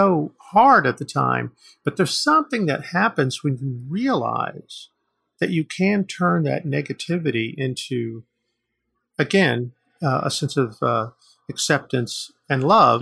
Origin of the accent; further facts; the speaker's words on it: United States; I'm Native American